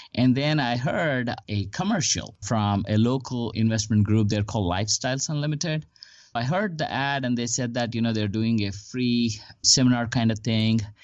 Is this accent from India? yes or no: yes; India; moved away as an adult; also born or lived in Huntsville, Alabama / Houston / Bellevue, Washington; now in Dallas, United States; I came to United States. I'm originally from India. I came to United States in 2002 to pursue my master's degree